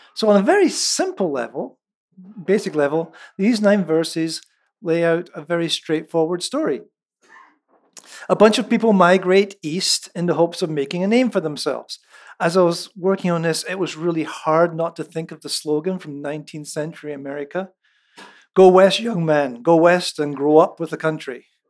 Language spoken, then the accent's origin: English; central Scotland, United Kingdom; first language Scots; moved away; It's in Lallans, which is the dialect of English from central Scotland